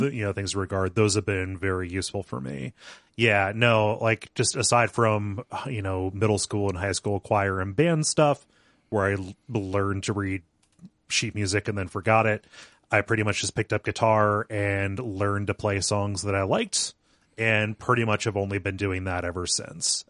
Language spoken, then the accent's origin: English; small town Ohio, United States; I grew up around here. I'm not currently living in the town where I grew up. I'm one town over